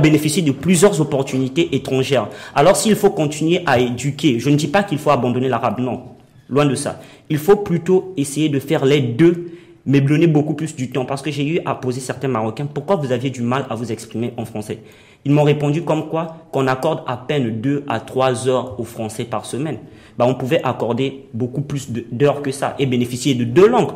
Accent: Republic of the Congo; moved away as an adult; now in Morocco; je suis congolais, je sors de mon pays à la quête de la réussite

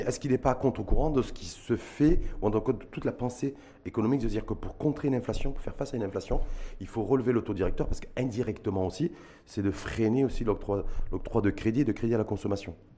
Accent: Morocco; chez nous au Maroc

